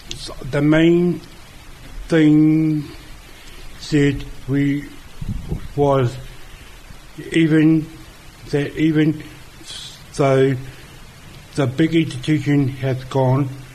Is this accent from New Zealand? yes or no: yes; Auckland, New Zealand; I come from Auckland